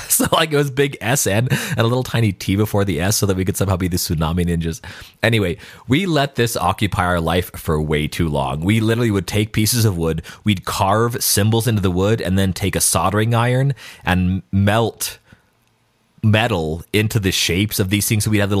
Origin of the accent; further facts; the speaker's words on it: Albuquerque, New Mexico, United States; we didn't take the school bus to school, but we took the city bus to school in Albuquerque.